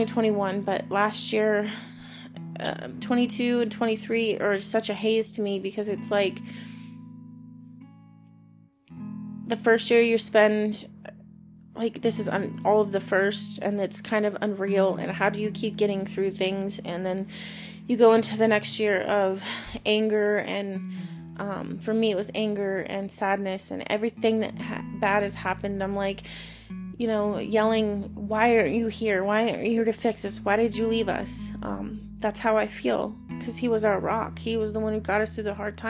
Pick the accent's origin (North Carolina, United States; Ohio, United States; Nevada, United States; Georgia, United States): Nevada, United States; Henderson; moved away as an adult; I grew up in Henderson, which is outside of Vegas